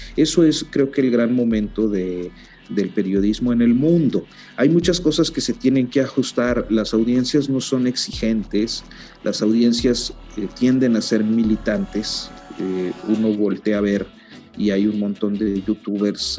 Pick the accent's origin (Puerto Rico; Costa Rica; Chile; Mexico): Mexico; northern Mexico; now in Mexico City, Mexico; soy norteño